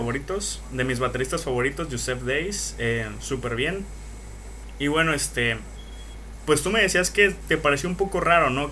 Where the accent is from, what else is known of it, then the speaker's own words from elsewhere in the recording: Veracruz, Mexico; mi pinche tierra Veracruz